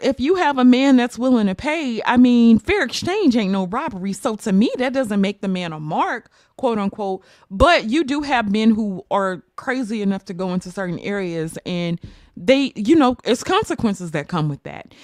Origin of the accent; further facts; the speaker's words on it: United States; I am an American black woman